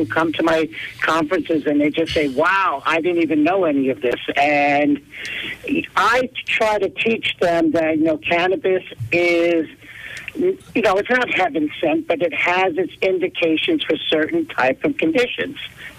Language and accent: English; East Stroudsburg, Pennsylvania, United States; I'm actually from East Stroudsburg.